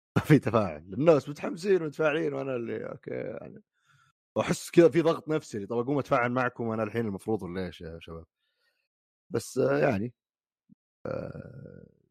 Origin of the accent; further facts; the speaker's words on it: Saudi Arabia; عندنا في السعوديه